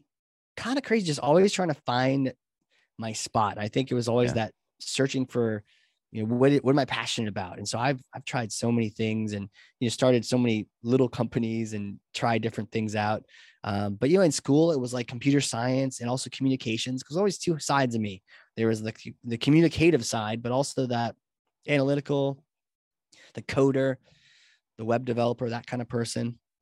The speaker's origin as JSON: {"language": "English", "region": "New Hampshire", "country": "United States", "tie": "born or raised there", "said": "I grew up, in New Hampshire, and I was always a little bit of a nerd and a little bit of a theater guy"}